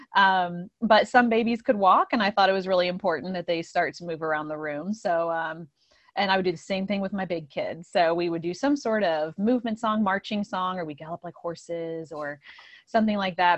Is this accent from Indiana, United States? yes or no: yes; Indiana, United States; moved away as an adult; now in Downingtown, United States; I'm from Indiana, and, um, I came here, gosh, I guess, like, eleven years ago to Pennsylvania and have settled here in the Downingtown area